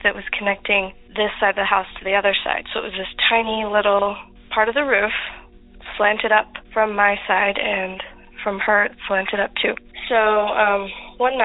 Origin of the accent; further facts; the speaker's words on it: Utah, United States; We're from Utah